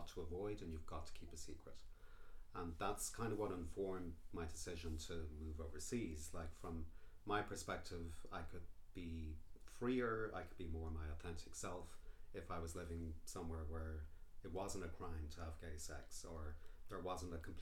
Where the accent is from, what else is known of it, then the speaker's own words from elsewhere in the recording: Ireland; moved away as an adult; Yeah, I was born here in 1972. I'm 51 years old and I grew up here, and I had the kind of classic 1970s, 1980s Irish upbringing.